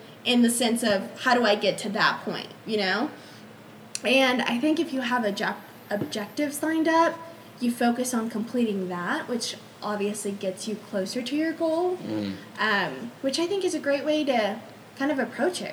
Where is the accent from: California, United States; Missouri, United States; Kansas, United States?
California, United States; Los Angeles; that's my hometown